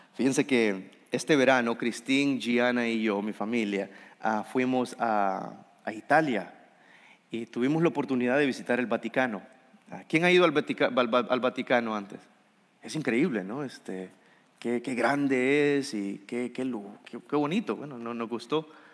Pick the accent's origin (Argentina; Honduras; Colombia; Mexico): Honduras; soy hondureño